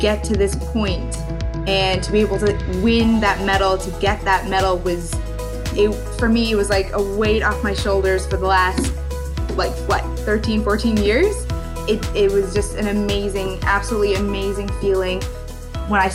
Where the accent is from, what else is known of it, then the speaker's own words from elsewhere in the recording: Newfoundland and Labrador, Canada; I was born in Canada. I grew up in Canada